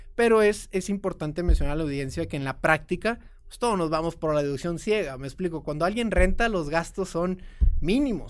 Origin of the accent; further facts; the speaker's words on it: Mexico; also born or lived in Austin, Texas / Houston, Texas; Como todo mexicano, de hombre de familia